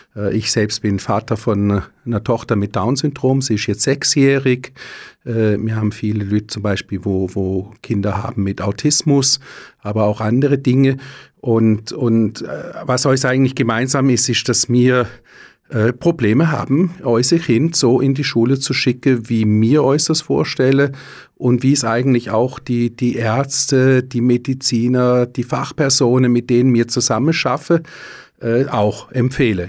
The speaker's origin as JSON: {"language": "German", "town": "Lenzburg", "region": "Aargau", "country": "Switzerland", "said": "wo ich herkomme, in Lenzburg"}